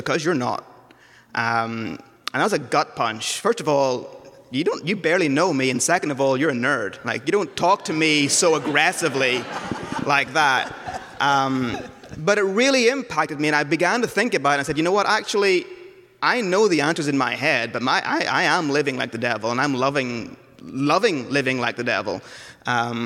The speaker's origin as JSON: {"language": "English", "region": "Northern Ireland", "country": "United Kingdom", "tie": "born or raised there", "moved": "yes", "said": "I grew up in Northern Ireland, so not from around here"}